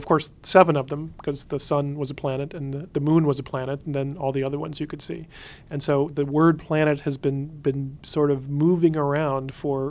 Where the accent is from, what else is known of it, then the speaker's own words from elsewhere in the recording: Huntsville, Alabama, United States; I grew up in Huntsville, Alabama, which is where they were building the Saturn V rockets to go to the moon at the time.